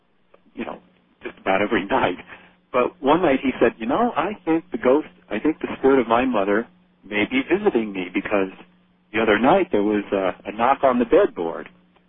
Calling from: Wilkes-Barre, Pennsylvania, United States; from Wilkes-Barre, Pennsylvania.

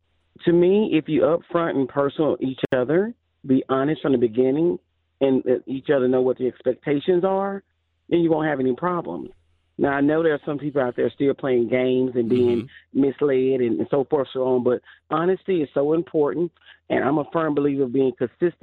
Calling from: Alabama, United States

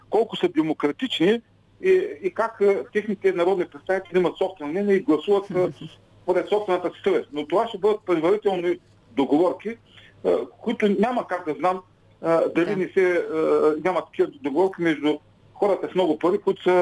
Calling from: Ruse, Ruse Province, Bulgaria; от Русе.

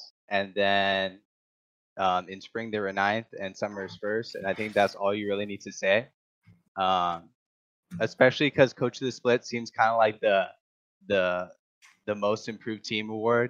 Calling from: California, United States

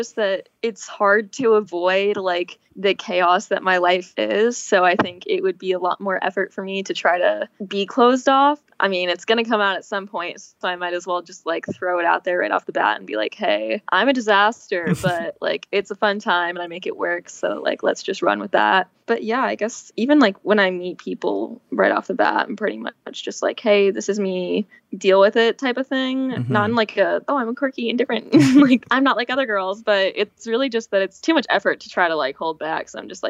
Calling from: Los Angeles, California, United States; LA, in my new apartment, which is freaking crazy.

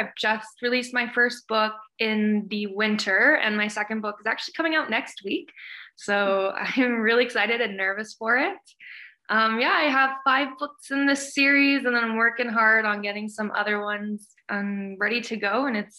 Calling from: Calgary, Alberta, Canada; I'm in Calgary, Alberta.

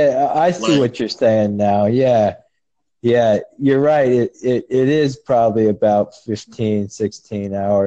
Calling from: California, United States

